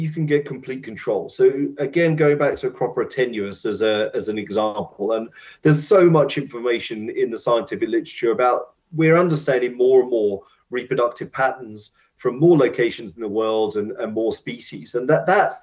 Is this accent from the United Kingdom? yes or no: yes; United Kingdom; because we're British, we like our tea breaks